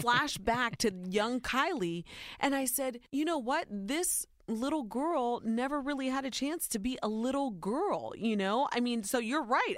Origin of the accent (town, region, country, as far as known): Ohio, United States; born or raised there